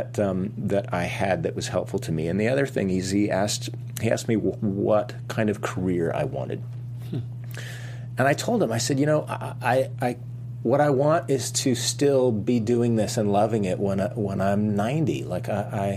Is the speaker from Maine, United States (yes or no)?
no; Fresno, California, United States; I grew up in Fresno, California